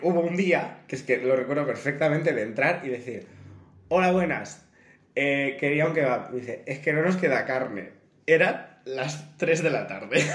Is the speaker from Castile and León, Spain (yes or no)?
yes; El Bierzo, Castile and León, Spain; moved away as an adult; also born or lived in Cerdanyola del Vallès; la palabra pizza se dice pizza porque somos del Bierzo